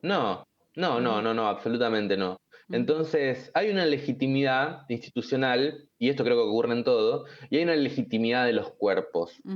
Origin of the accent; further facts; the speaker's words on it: Argentina; como argentinos